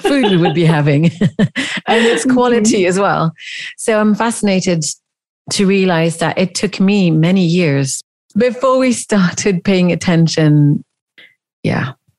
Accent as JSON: {"language": "English", "country": "Switzerland", "tie": "born or raised there", "said": "I grew up in the Swiss countryside"}